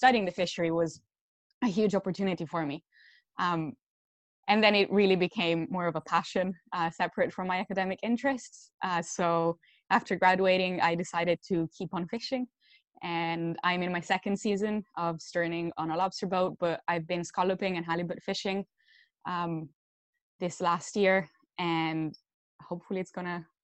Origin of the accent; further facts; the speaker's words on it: Italy; moved away as an adult; now in Bar Harbor, United States; I actually was born and raised in Italy. And I moved to Maine about 2.5 years ago now, almost 3.